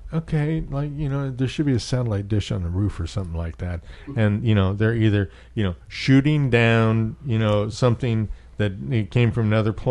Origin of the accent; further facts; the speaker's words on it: Minneapolis, Minnesota, United States; now in Florida Keys, United States; when I was a kid, I grew up in Minneapolis